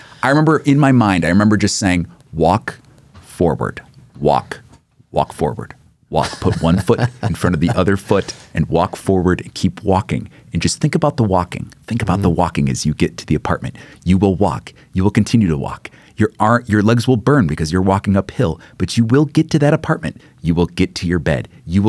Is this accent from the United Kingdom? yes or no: no; Jonesboro, United States; I'm from Jonesboro.